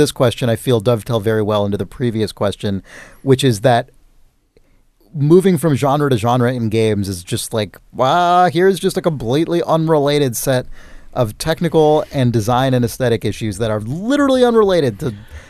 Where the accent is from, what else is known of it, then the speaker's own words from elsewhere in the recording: United Kingdom; As a Brit, I never had any exposure to this system, instead being much more familiar with regional machines such as the BBC Micro and the ZX Spectrum.